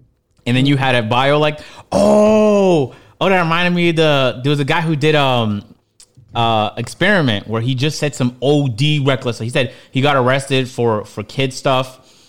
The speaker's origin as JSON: {"language": "English", "country": "Canada", "tie": "born there", "said": "But I'm not even really from Ethiopia. I was born in Canada."}